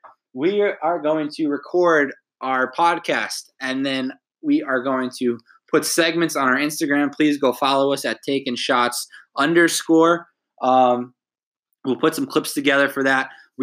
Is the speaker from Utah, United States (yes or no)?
no; New Jersey, United States; moved away; I'm from New Jersey.